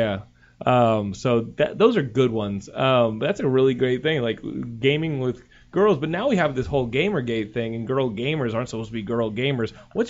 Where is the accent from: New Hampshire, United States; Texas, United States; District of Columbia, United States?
Texas, United States; now in California, United States; I'm from Texas